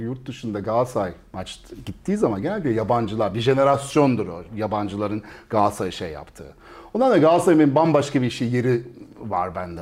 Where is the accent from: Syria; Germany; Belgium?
Belgium; moved away as an adult; now in Turkey; ben şimdi Belçika'da doğdum büyüdüm